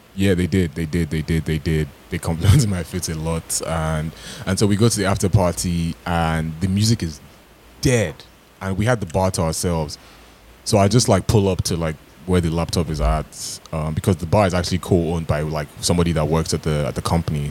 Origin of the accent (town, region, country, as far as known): Toronto, Ontario, Canada